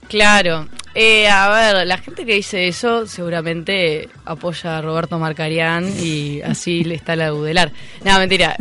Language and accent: Spanish; Montevideo, Uruguay; soy montevideana